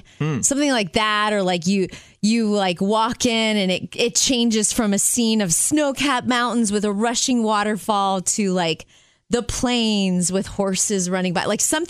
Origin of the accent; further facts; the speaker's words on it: Jupiter, Florida, United States; moved away; I grew up in Jupiter, Florida.